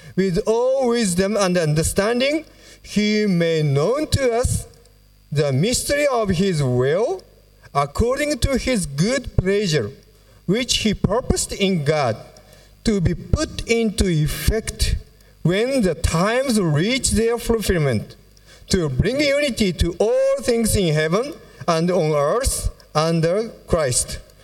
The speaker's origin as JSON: {"language": "English", "region": "Fukuoka", "country": "Japan", "tie": "born or raised there", "said": "our church in Fukuoka, it's my hometown"}